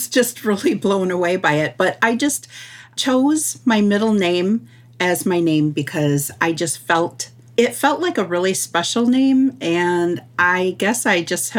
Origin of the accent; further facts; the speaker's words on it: Sault Ste. Marie, Michigan, United States; I am from Sault Ste. Marie, Michigan, which is also known as the place of the rapids.